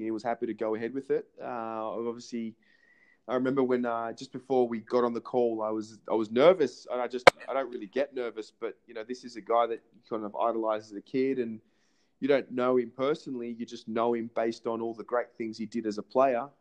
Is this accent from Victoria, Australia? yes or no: yes; Melbourne, Victoria, Australia; moved away as an adult; now in Israel; I'm 27 born in Melbourne, Australia, um, and uh, obviously been been living in Israel for just over a year now